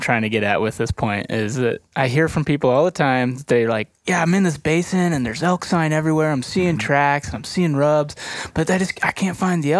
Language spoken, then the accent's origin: English; Dillon, Montana, United States; we grew up in Dillon together.